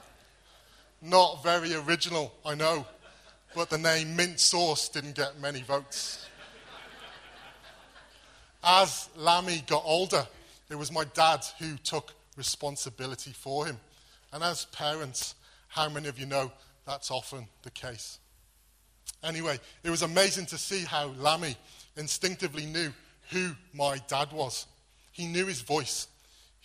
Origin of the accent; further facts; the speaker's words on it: Wales, United Kingdom; moved away; Growing up in Wales, there were always lots of sheep.